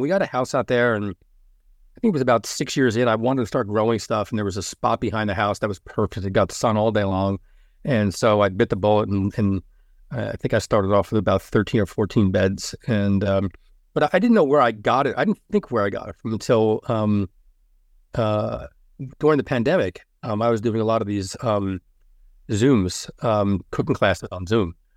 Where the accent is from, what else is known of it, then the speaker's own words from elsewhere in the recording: Elizabeth, New Jersey, United States; I'm from Elizabeth, yeah, we're from Union County